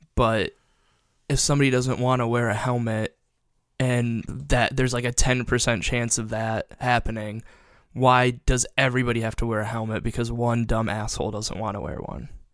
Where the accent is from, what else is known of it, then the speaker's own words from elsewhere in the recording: Perrysburg, Ohio, United States; I'm from Perrysburg, which, like, there were, like, three black people I graduated high school